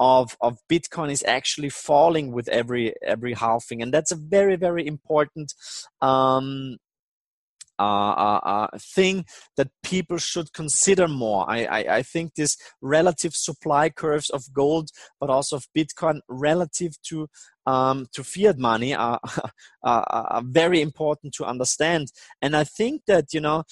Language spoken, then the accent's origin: English; Austria; I'm not only from Austria